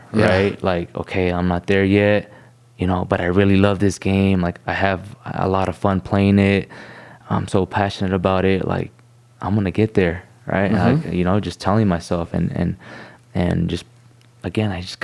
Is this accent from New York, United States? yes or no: no; Costa Mesa, California, United States; I grew up in Costa Mesa